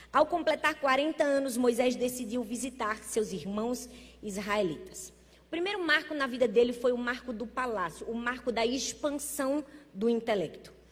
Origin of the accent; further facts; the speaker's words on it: Northeast Region, Brazil; Ah, pois bem, eu sou nordestina. Nordestina é animado.